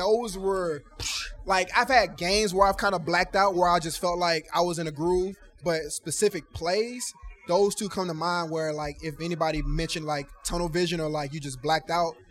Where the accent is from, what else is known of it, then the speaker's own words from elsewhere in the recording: the South, United States; also born or lived in Miami; I had to get used to that because I'm from the South and humidity is, you know, like galore down there.